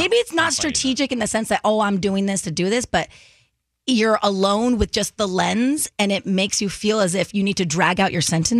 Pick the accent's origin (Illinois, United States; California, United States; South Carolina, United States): California, United States; accent: California; Tanya and I probably have very California accents.